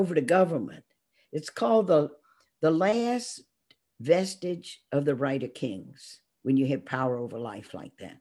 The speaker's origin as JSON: {"language": "English", "town": "Baton Rouge", "region": "Louisiana", "country": "United States", "tie": "born or raised there", "said": "growing up in Baton Rouge, Louisiana"}